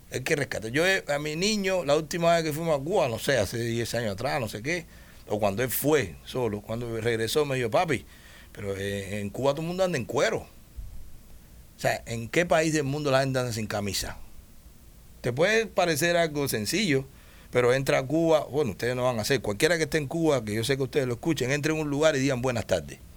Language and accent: Spanish; Dominican Republic; El dominicano maneja mi tierra. Yo soy, yo soy dominicano también.